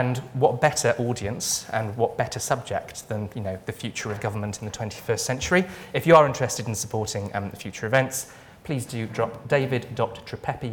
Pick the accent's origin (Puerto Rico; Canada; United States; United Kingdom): United Kingdom; Wales; I'm Welsh